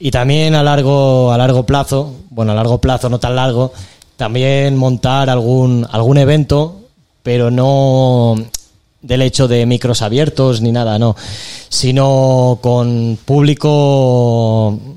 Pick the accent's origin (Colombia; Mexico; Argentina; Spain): Spain; Castelldefels, Catalonia; soy de Castelldefels de toda la vida. Eh, bueno, también me muevo por Barcelona eh, desde hace, bueno, alrededor de, bueno, toda la vida que llevo aquí, ¿no?